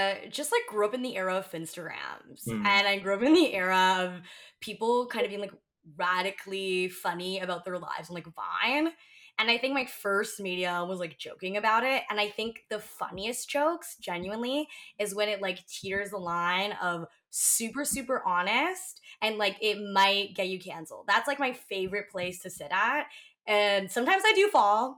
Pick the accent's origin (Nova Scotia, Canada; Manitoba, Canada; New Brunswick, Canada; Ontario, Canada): Ontario, Canada; I'm Canadian